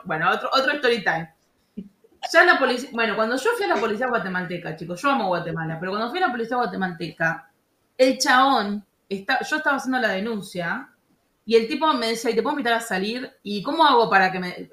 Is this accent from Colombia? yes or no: no; Argentina; moved away; also born or lived in France; yo, como bien argentina